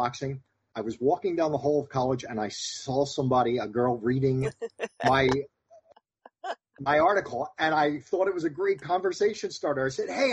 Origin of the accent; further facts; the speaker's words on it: Philadelphia, Pennsylvania, United States; moved away as an adult; also born or lived in Shippensburg, Pennsylvania; I grew up in Philadelphia and I almost never ventured out of Philadelphia when I was growing up